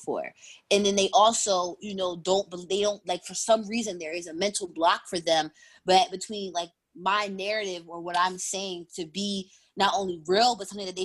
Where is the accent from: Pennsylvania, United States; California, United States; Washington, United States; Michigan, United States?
Pennsylvania, United States; Philadelphia; also born or lived in upstate New York; I grew up in Philly. I'm born and raised in Uptown.